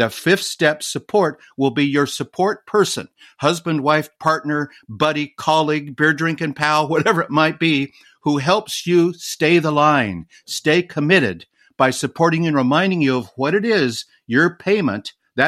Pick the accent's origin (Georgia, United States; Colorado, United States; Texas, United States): Colorado, United States; Growing up in Colorado, we had a lot of snow.